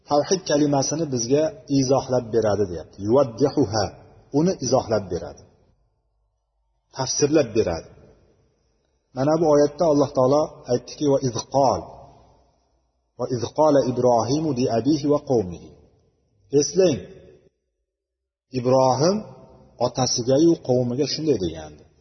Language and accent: Uzbek; Uzbekistan; biz o'zbek deymiz o'zbekmiz biz